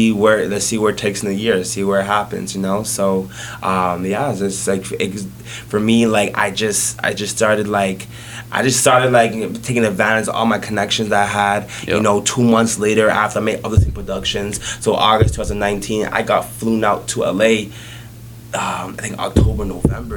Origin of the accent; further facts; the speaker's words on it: Toronto, Ontario, Canada; born in Jane and Finch, went to high school at Westview, Jane and Finch, born in a hospital